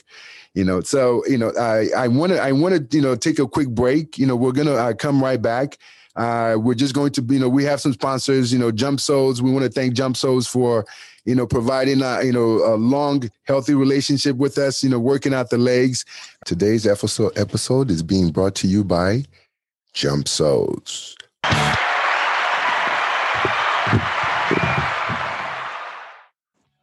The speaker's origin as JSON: {"language": "English", "country": "Nigeria", "said": "I'm a Nigerian guy"}